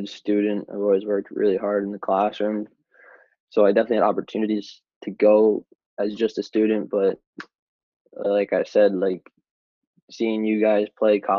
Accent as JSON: {"language": "English", "area": "Long Island", "region": "New York", "country": "United States", "tie": "born or raised there", "also_born_or_lived": "Boston", "said": "I played for the Long Island Gulls"}